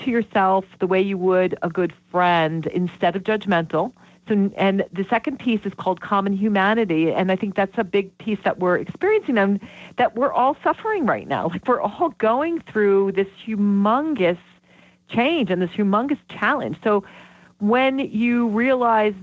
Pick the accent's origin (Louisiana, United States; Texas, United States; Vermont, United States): Vermont, United States; I'm from Vermont